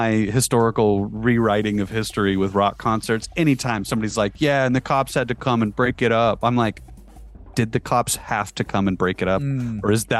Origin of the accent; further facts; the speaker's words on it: Utah, United States; Growing up in Utah